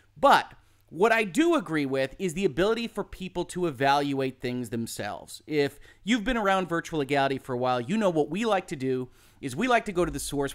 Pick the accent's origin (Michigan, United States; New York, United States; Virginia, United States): Michigan, United States; I'm from Michigan